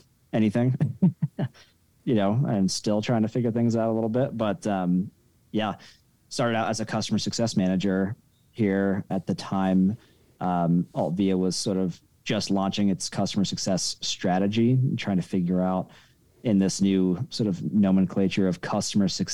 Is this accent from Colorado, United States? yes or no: yes; Denver, Colorado, United States; moved back to my hometown of Denver, Colorado